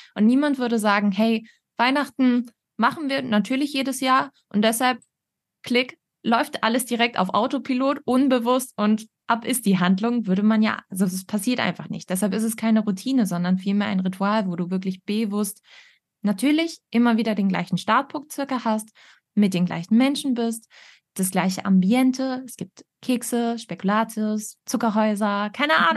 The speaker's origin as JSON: {"language": "German", "region": "Northern Germany", "country": "Germany", "said": "Ich komme aber auch aus dem Norden."}